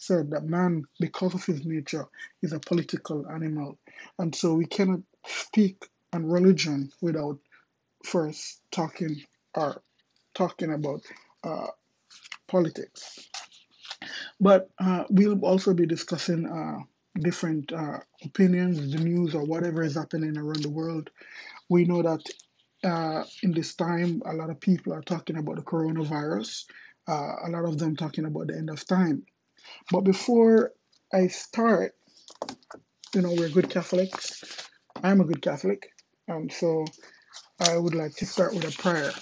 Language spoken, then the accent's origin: English; Jamaica; moved away as an adult; also born or lived in Kingston, Jamaica; now in Miami, United States; I'm originally from Jamaica